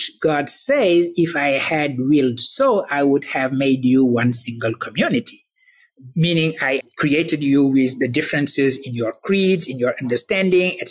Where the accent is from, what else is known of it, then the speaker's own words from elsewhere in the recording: Senegal; I was born in Senegal. I was raised in that Sunni tradition